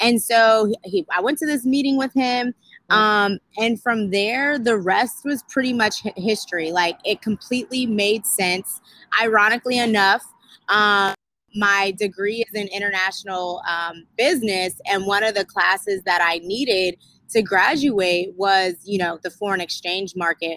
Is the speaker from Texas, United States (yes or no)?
no; Sacramento, California, United States; moved away as an adult; also born or lived in Atlanta, Georgia; I'm from Sacramento, California, graduated from Sac State.